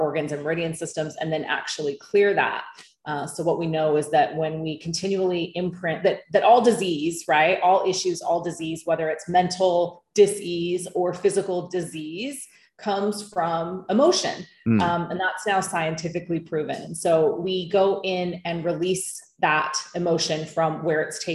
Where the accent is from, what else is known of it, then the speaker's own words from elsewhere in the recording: United States; now in Bali, Indonesia; I'm American